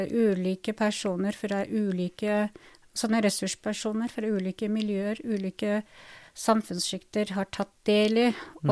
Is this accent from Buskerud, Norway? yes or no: yes; Drammen, Buskerud, Norway; Jeg ble født på, i 77 ja. i, i, Drammen, så jeg kaller meg for innfødt drammenser, norsktyrker